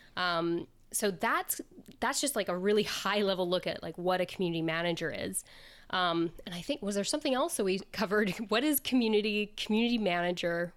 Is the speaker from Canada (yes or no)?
yes; Canada; also born or lived in south of Spain; now in Spain; I am originally Canadian, um, but I live in the south of Spain